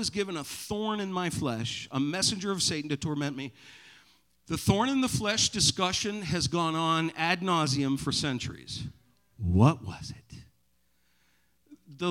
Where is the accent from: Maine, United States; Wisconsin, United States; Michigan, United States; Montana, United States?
Maine, United States; growing up in Maine